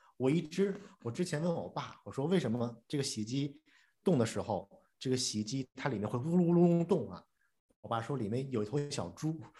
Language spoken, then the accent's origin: Chinese; Beijing, China; 我在，我在海淀长大的话，海淀大院儿